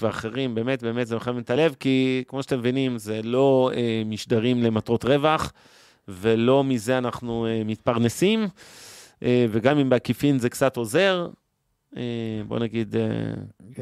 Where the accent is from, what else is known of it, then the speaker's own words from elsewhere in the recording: Ramat Gan, Tel Aviv District, Israel; חברי ילדות שלי שגדלו איתי ברמת גן